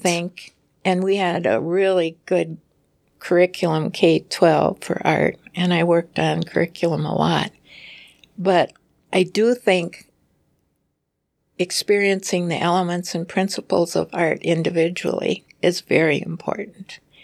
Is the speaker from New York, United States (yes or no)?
no; Preston, Minnesota, United States; when I grew up in Preston, there's a town nearby called Lanesboro in Minnesota